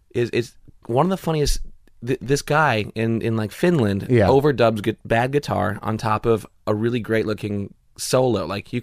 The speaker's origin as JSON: {"language": "English", "town": "Salinas", "region": "California", "country": "United States", "tie": "born or raised there", "also_born_or_lived": "Springfield, Illinois", "said": "California. I was born in the Midwest."}